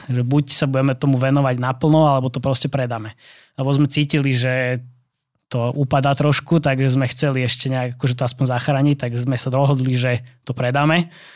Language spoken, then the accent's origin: Slovak; Trnava, Trnava Region, Slovakia; moved away; ja som pôvodne z Trnavy